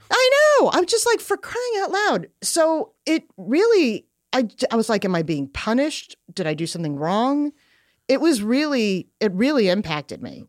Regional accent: Long Island, New York, United States; I grew up on Long Island

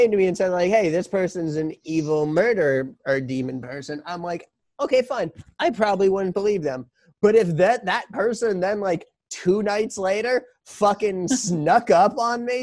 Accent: New York, United States; as a New Yorker.

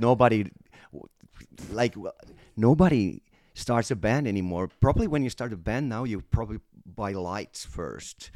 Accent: Finland; I'm from Finland and, uh, um, our country is very Americanized

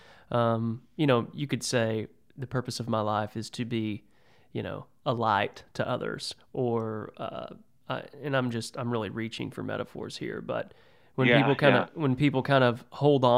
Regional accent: Texas, United States; I'm a redneck from Texas. Okay. You can probably hear it in my voice.

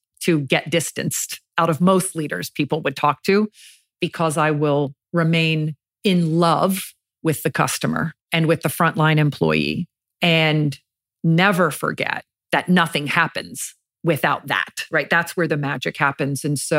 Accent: Jacksonville, Florida, United States; I grew up in Jacksonville, Florida.

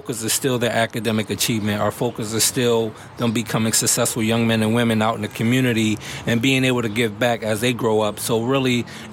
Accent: Philadelphia, Pennsylvania, United States; As a child growing up in Mount Airy and Germantown

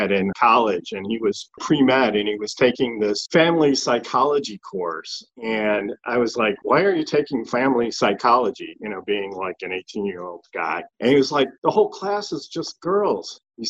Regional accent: Chicago, Illinois, United States; I grew up in the Chicagoland area.

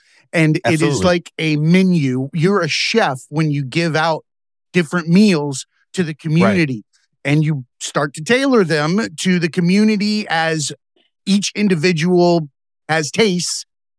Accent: Lake Okeechobee, Florida, United States; I grew up on Lake Okeechobee, Florida.

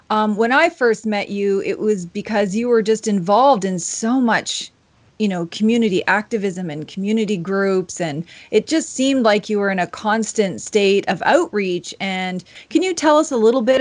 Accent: the Maritimes, Canada; also born or lived in Toronto; when I came from the Maritimes, it's definitely not that way. And then when I moved to Toronto, it's you know, so not that way at all.

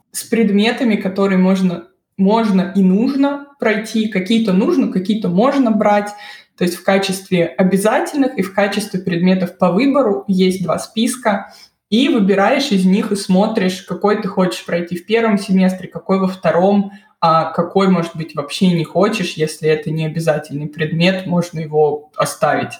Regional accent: Moscow, Russia; moved away as an adult; now in Bamberg, Germany; Я из Москвы. Я родилась, выросла в Москве и закончила там универ

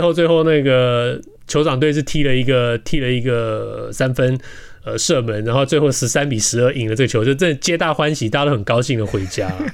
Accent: Taiwan; now in Los Angeles, United States; 不像我们大巨蛋盖了多少年

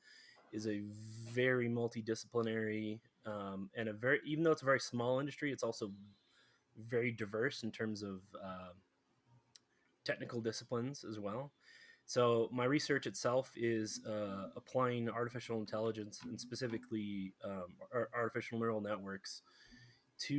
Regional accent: Colorado, United States; also born or lived in Houston, Texas; So I grew up in Colorado, but I did live in Texas for about 3 years down in Houston

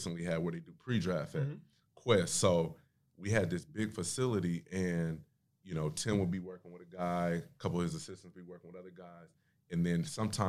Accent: Oklahoma City, Oklahoma, United States; Oklahoma City, born and raised

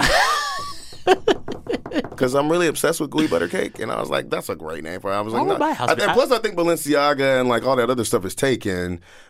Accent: Washington, District of Columbia, United States; moved away; I grew up in Northeast, Southeast D.C., Alabama Ave, Minnesota Ave. I went to Benning Elementary.

